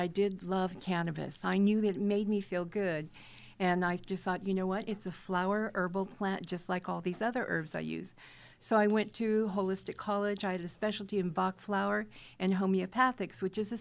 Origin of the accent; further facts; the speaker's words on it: Fullerton, California, United States; I'm a local girl born and raised in Fullerton